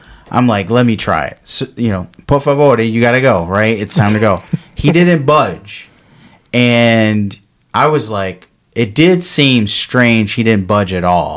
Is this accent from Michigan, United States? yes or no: yes; Detroit, Michigan, United States; I'm from Detroit